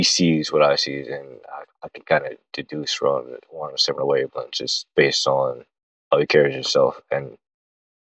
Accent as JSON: {"language": "English", "region": "Northeast Ohio", "country": "United States", "tie": "born or raised there", "said": "growing up in Northeast Ohio watching CeCe"}